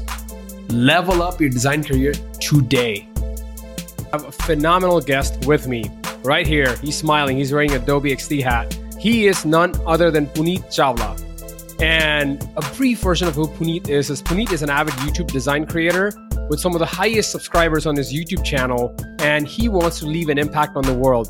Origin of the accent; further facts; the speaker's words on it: Ahmedabad, Gujarat, India; I grew up in Ahmedabad